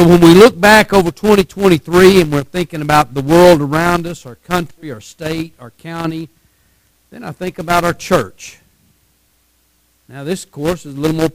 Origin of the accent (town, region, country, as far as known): Texas, United States